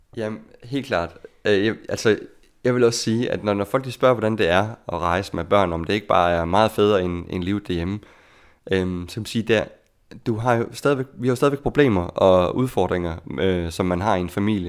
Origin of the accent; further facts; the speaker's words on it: Denmark; moved away as an adult; som dansker